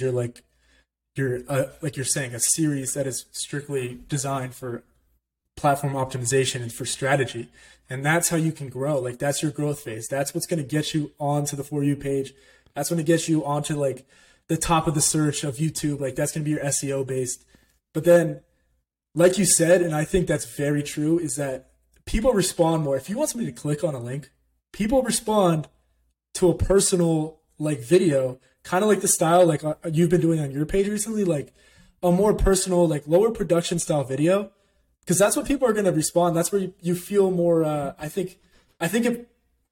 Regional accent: Orlando, Florida, United States; I grew up in Orlando, Florida

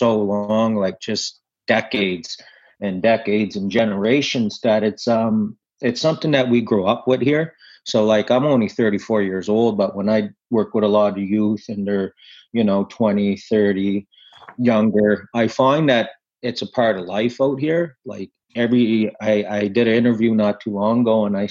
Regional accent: Sipekne'katik First Nation, Nova Scotia, Canada; I'm from Sebaganegdi First Nation. I grew up in here.

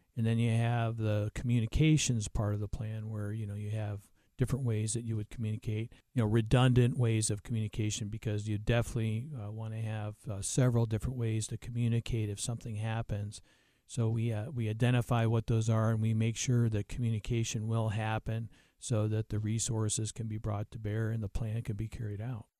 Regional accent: New Mexico, United States; I'm from New Mexico, so I, I work, uh, in the Southwest

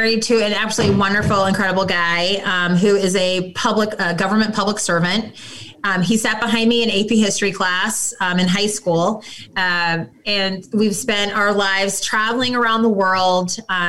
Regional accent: Lincoln, Nebraska, United States; also born or lived in Minnesota / Washington, D.C.; I grew up actually here in Nebraska, born and raised in Lincoln.

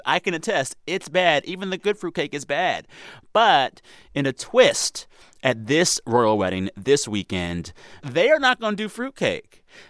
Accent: California, United States; Hello, fellow Californian.

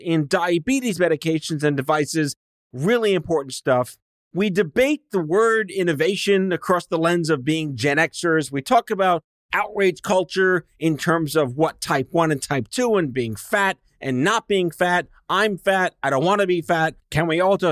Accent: New York City, New York, United States; I grew up on Staten Island

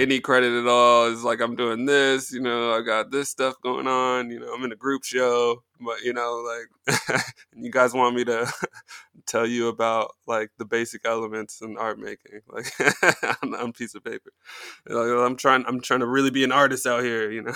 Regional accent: Colorado Springs, Colorado, United States; moved away as an adult; also born or lived in Kansas / Nebraska; now in Brooklyn, United States; I'm pretty much from Colorado Springs.

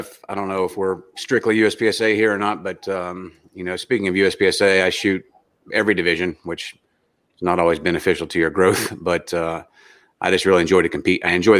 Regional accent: West Virginia, United States; I grew up in West Virginia as a redneck, so we were shooting out the back door at a pretty young age.

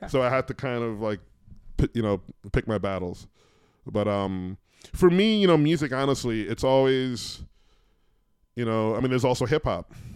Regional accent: New York City, New York, United States; I grew up in New York in the eighties

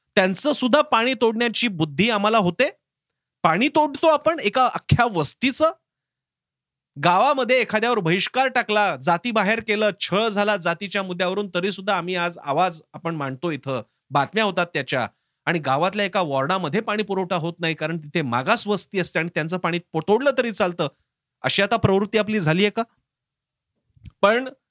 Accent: Maharashtra, India; आम्ही महाराष्ट्रीय

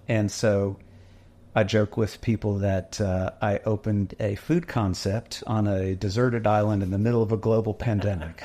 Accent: Dallas, Texas, United States; now in Waco, United States; we're from Dallas

